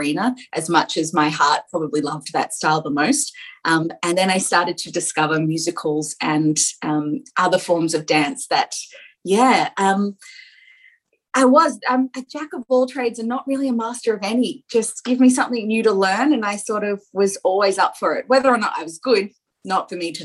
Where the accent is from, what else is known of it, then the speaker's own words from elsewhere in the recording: Central Coast, New South Wales, Australia; I grew up on the Central Coast